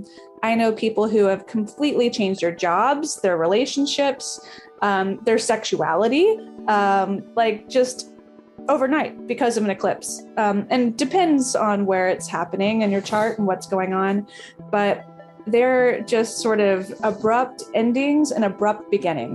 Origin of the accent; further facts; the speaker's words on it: the American South, United States; I'm from the American South